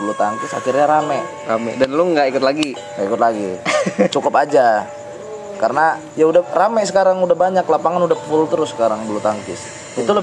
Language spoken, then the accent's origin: Indonesian; Rawajitu, Lampung, Indonesia; dulu saya itu aslinya Rawajitu jitu tapi sekarang di Bandar Lampung